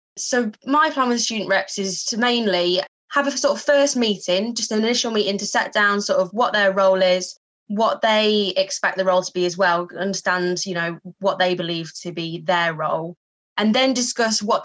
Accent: Yorkshire and the Humber, United Kingdom; moved away as an adult; now in Hertfordshire, United Kingdom; I'm from Yorkshire originally, studied at York College and then came down to the University of Hertfordshire.

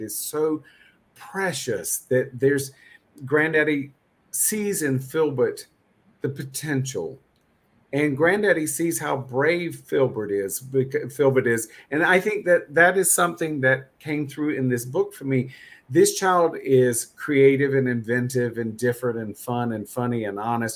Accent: North Carolina, United States; I grew up in North Carolina.

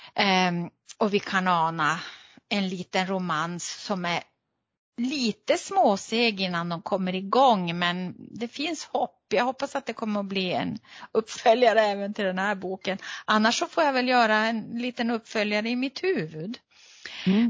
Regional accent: Luleå, Norrbotten County, Sweden; som gammal Luleåbo

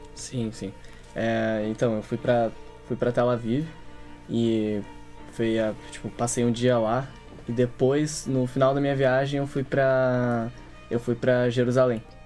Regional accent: Brazil; Eu nasci no Brasil, mas meus avós, por exemplo, eles não

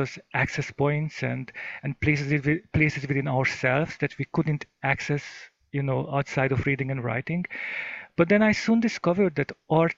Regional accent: Hungary; now in United States; I grew up in Hungary

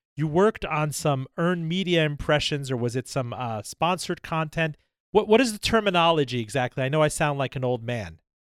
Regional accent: Miami, Florida, United States; Miami, my hometown

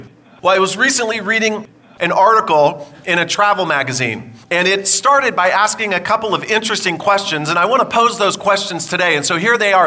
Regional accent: California, United States; I grew up in California

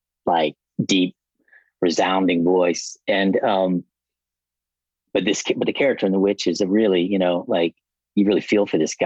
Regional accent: Lexington, Kentucky, United States; moved away as an adult; now in California, United States; I'm from Kentucky, Lexington, okay. Kentucky.

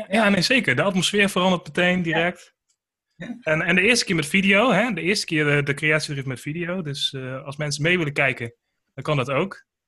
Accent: Groningen, Netherlands; moved away; woont en werkt in Groningen. Dat is mijn geboortestad.

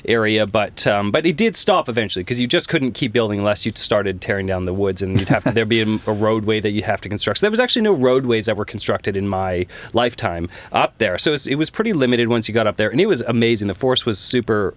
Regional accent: Kelowna, British Columbia, Canada; Born and raised

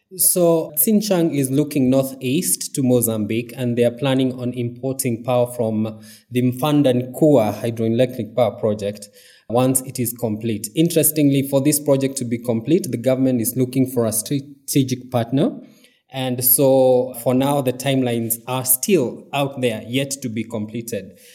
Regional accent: Mount Kenya region, Kenya; now in Nairobi, Kenya; I am from the Mount Kenya region.

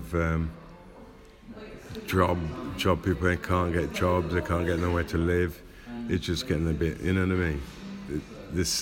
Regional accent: Rugby, West Midlands, United Kingdom; moved away; also born or lived in Coventry; I grew up in Rugby, then moved to Coventry.

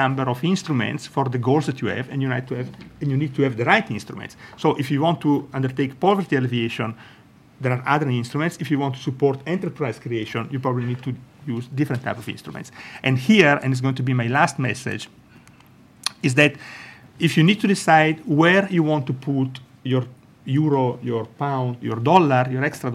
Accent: Italy; accent: Italian; English is a second language; I'm Italian, as my accent shows.

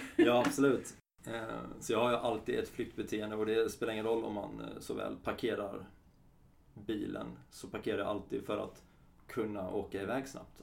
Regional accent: Halmstad, Halland County, Sweden; Jag är från Halmstad och är 32

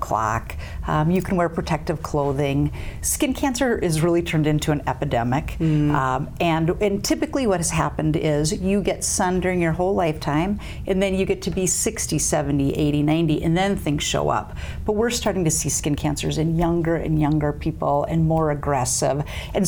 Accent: western North Dakota, United States; moved away as an adult; also born or lived in Grand Forks, North Dakota; now in South Dakota, United States; I grew up on a cattle ranch in western North Dakota

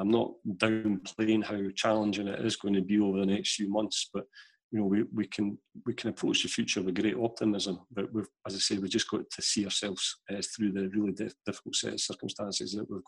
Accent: Canada; it was a bizarre one being Canadian, so he gets into my team on that basis.

